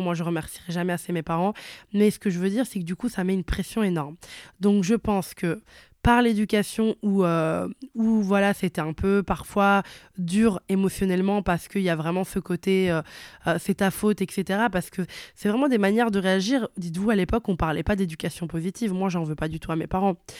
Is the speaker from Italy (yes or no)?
yes; Italy; moved away; je suis née et j'ai grandi en Italie